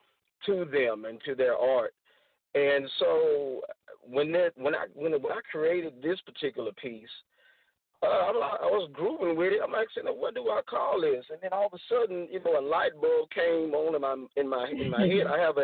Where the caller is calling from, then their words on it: Angleton, Texas, United States; I'm calling from Angleton, Texas, tonight